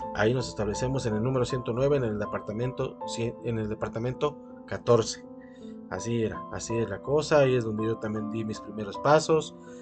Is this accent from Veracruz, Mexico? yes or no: yes; Veracruz, Mexico; como buenos veracruzanos que somos todos